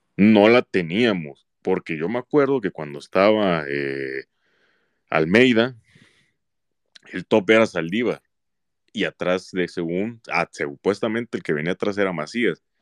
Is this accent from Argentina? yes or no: no; Mexico; aunque soy mexicano